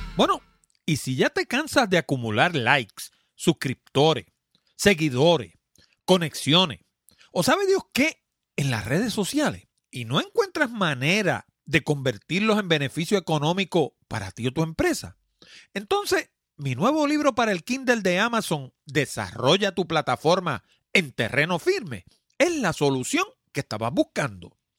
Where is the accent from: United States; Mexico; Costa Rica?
United States; New York; moved away; yo nací en Nueva York y me crié allá